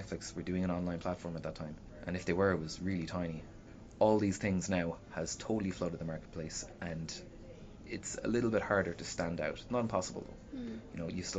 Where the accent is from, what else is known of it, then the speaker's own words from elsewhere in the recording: Shannon, Munster, Ireland; now in Limerick, Ireland; I came from Shannon.